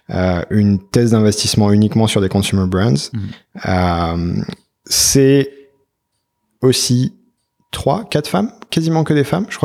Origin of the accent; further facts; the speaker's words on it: France; on démarre, on est français, on a posé nos valises il y a à peine trois mois